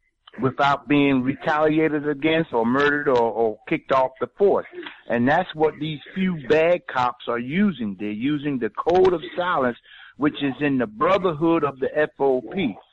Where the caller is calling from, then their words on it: Philadelphia, Pennsylvania, United States; I'm from Philadelphia, Pennsylvania, and and we have the same problem here too.